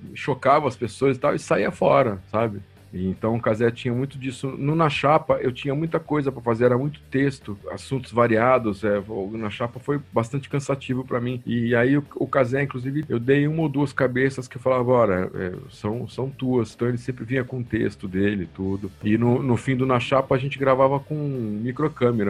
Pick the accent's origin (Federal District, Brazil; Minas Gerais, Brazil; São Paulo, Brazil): Federal District, Brazil; Brasília; moved away; also born or lived in Piracicaba; eu sou de Brasília